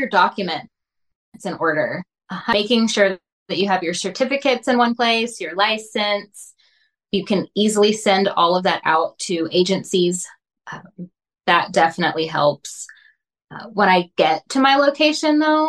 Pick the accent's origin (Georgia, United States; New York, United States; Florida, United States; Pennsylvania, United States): Georgia, United States; moved away as an adult; I am from Georgia, and I've been working on the West Coast the entire time.